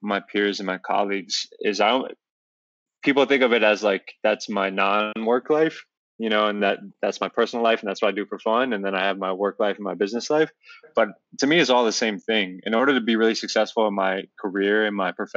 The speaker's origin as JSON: {"language": "English", "region": "Northern Virginia", "country": "United States", "tie": "born or raised there", "also_born_or_lived": "Albuquerque, New Mexico", "said": "living in the suburbs of Northern Virginia, where I grew up and raised in Virginia"}